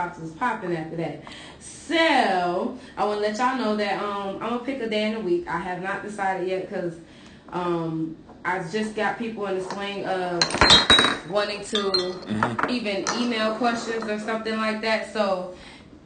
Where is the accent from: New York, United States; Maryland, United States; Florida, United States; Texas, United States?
Florida, United States; Dade City; my hometown, Dade City, 352